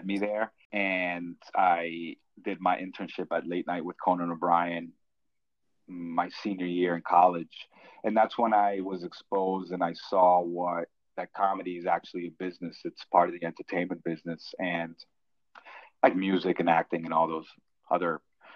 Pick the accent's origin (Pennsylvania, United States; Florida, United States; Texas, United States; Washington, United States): Florida, United States; Plantation; moved away as an adult; also born or lived in Colombia; now in New York City, United States; I grew up in suburban Fort Lauderdale by the name of little town by the name of Plantation.